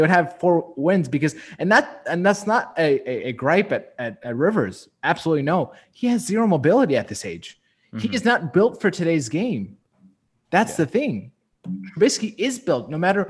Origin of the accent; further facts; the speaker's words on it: Chicago, Illinois, United States; We're all from Chicago.